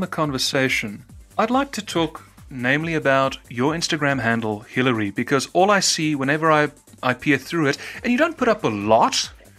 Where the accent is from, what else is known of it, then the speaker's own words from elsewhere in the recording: South Africa; If you want to know how my actual accent is, this is how it's supposed to sound, because we roll the letter R in South Africa. That's how my accent was.